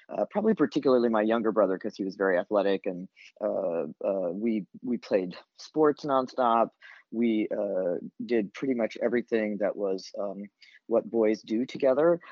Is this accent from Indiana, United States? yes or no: yes; Elkhart, Indiana, United States; now in Boston, United States; growing up in Elkhart